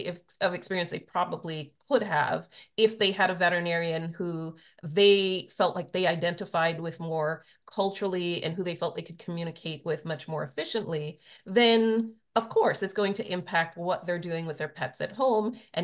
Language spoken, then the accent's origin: English; Trinidad & Tobago; now in United States; I was born in Trinidad. I grew up in the Caribbean.